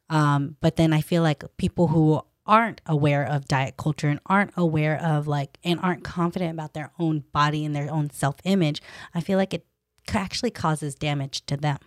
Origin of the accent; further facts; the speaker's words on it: Stockton, California, United States; also born or lived in Davis; I was a girl from Stockton, born and raised